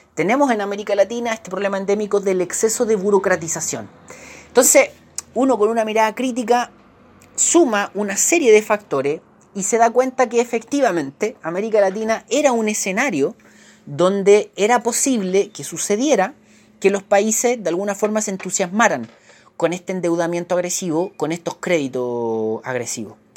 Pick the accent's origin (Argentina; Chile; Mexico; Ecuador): Chile; somos chilenos, porque estamos acá, porque es nuestro país